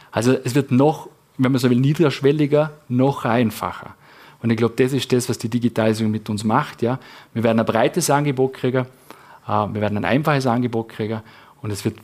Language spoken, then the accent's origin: German; Vorarlberg, Austria; wo wir es als Vorarlberger einfach ja, drauf hinstellen